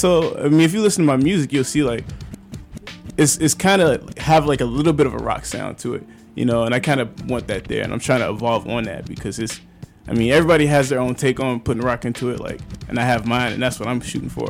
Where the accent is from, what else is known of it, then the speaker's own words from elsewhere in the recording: Chicago, Illinois, United States; I'm from the Hunnids.